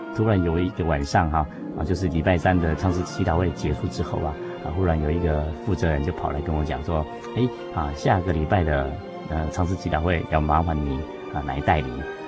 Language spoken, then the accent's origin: Chinese; Taiwan; 另外在教会里面呢，啊，的成长过程，说起来是非常地感谢主啊，因为毕竟是在一个乡下地方啊，元首的教会就是乌龙教会